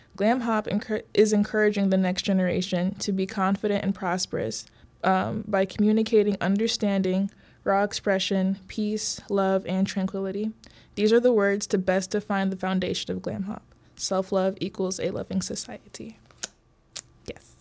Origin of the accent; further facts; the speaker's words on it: Brookfield, Illinois, United States; also born or lived in Oak Park, Illinois / Bellwood, Illinois / Maywood, Illinois; I moved to the suburbs, Brookfield, Broadview area. Went to school there from, like, middle school up to high school